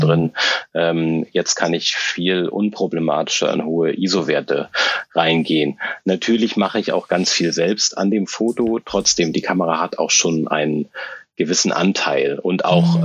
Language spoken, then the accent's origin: German; Hamburg, Germany; moved away as an adult; now in Berlin, Germany; Ich äh, äh, lebe und äh, arbeite in Berlin. Eigentlich komme ich aus Hamburg